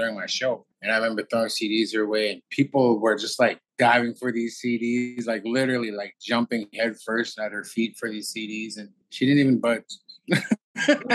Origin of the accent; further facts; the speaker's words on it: Hobbema, Alberta, Canada; moved away; we're from Hobima, Alberta